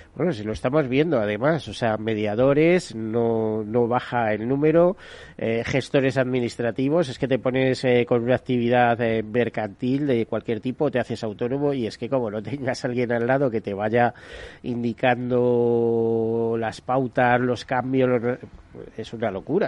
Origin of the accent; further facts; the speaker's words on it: Spain; los españoles